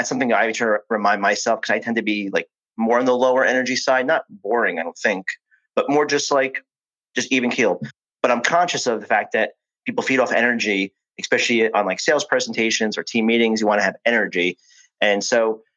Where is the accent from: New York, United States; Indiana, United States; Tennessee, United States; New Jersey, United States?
New Jersey, United States; I'm from New Jersey and the winters are pretty tough